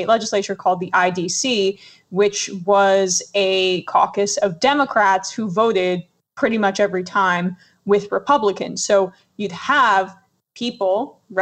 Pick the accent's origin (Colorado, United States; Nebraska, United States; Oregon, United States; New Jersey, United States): New Jersey, United States; now in New York, United States; I grew up in Jersey